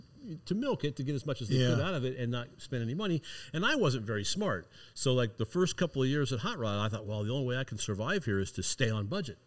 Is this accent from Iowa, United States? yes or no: yes; Iowa, United States; I'm a kid from Iowa